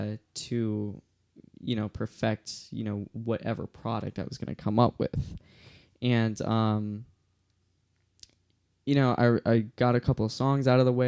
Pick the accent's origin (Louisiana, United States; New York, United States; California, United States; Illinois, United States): Illinois, United States; Chicago; moved away as an adult; now in Austin, United States; I was living in Illinois. For everyone that doesn't know me, I am actually from Chicago, and I moved to Austin, Texas to make this album and a movie accompanying it.